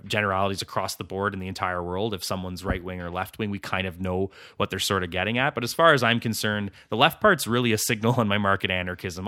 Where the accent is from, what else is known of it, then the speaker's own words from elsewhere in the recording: Ottawa, Ontario, Canada; It's my hometown